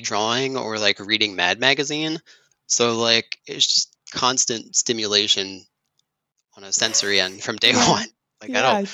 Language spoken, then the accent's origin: English; Elizabethtown, Pennsylvania, United States; also born or lived in Philadelphia; I grew up in rural Lancaster County outside of a small town called Elizabethtown